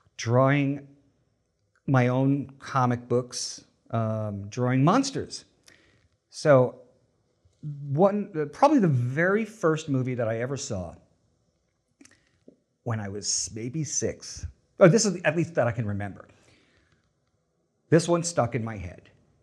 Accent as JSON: {"language": "English", "town": "Long Island", "region": "New York", "country": "United States", "tie": "born or raised there", "said": "Yeah, I grew up on Long Island, which is off of New York, the North Shore of Long Island, which is part of the reason I don't have the Long Island accent."}